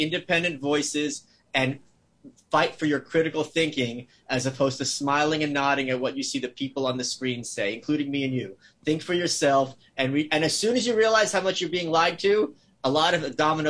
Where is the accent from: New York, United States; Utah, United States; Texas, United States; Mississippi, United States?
New York, United States; also born or lived in Soviet Union; I grew up here. We moved here when I was 2.